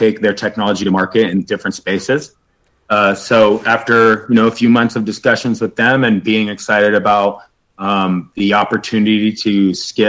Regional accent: Northern California, United States; growing up in Northern California

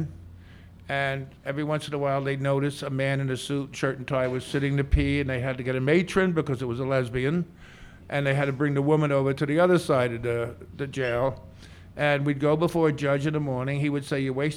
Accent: Brooklyn, New York, United States; I was born in Brooklyn, and in Brooklyn in the 40s and 50s, I used to watch television

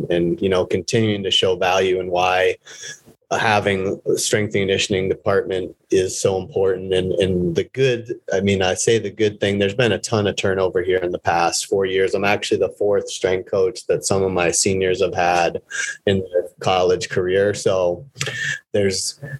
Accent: Vermont, United States; the town next to where I grew up in Vermont

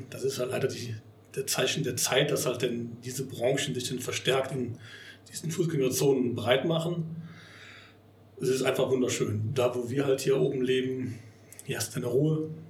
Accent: Bonn, North Rhine-Westphalia, Germany; born there; Ja, ansonsten ist man halt als gebürtiger Bonner und als Jugendspieler des Bonner SC natürlich auch dem diesem Verein zugetan.

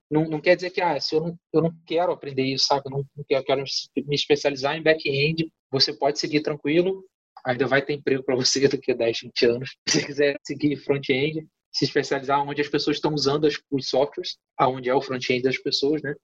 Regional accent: interior of Rio de Janeiro state, Brazil; also born or lived in Campos dos Goytacazes; sou do interior do estado do Rio de Janeiro e fiz a faculdade em Campos

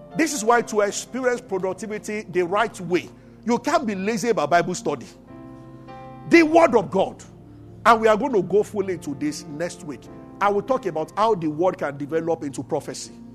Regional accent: Abeokuta, Ogun State, Nigeria; when I was growing up in Abeokuta

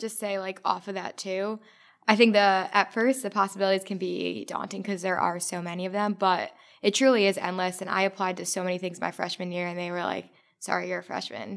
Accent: New Jersey, United States; I'm from North Jersey

